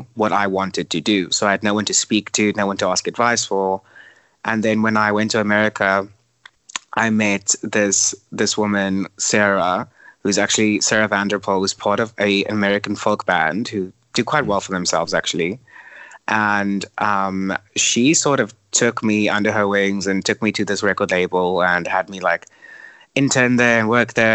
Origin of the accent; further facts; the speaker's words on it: Cape Town, Western Cape, South Africa; also born or lived in United States; I'm from Cape Town, and I think most Cape Townians are very much attached to their city and their people.